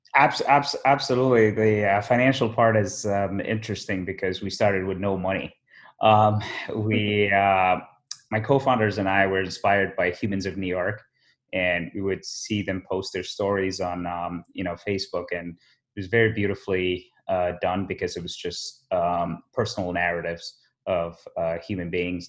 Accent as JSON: {"language": "English", "region": "Abu Dhabi", "country": "United Arab Emirates", "tie": "born or raised there", "also_born_or_lived": "Somaliland", "moved": "as an adult", "lives_now": "Chicago, United States", "said": "I was born in Somaliland in East Africa, you know, present day Somaliland. Um, but I grew up in um, Abu Dhabi in the Emirates."}